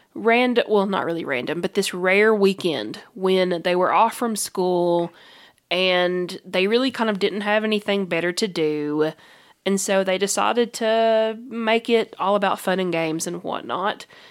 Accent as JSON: {"language": "English", "region": "Kentucky", "country": "United States", "said": "we're from Kentucky."}